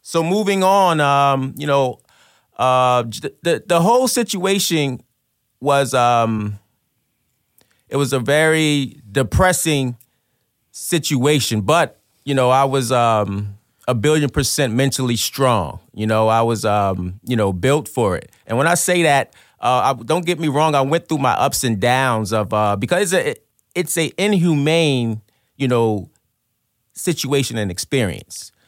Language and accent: English; Trenton, New Jersey, United States; I'm from Trenton, New Jersey. I grew up, um, in a drug-infested, violent neighborhood